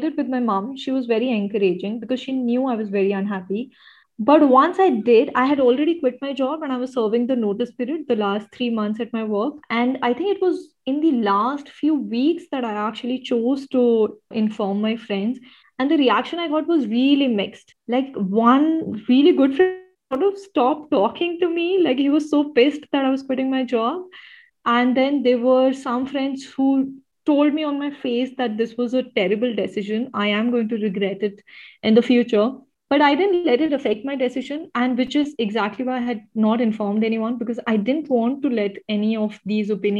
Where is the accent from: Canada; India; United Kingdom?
India; also born or lived in Mumbai; I definitely feel as an Indian